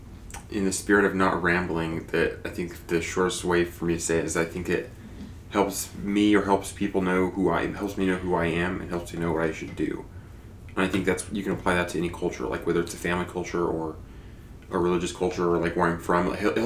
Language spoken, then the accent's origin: English; Wyoming, United States; And so growing up in Wyoming, it's taught me that, or I've learned, or I've accepted that, hey, I'm from Wyoming, and these are things that people are from Wyoming do. And this is partially who I am because of where I'm from.